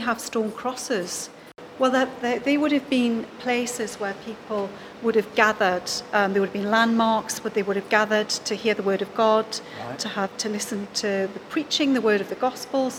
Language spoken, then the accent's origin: English; Newcastle upon Tyne, North East England, United Kingdom; I'm a Geordie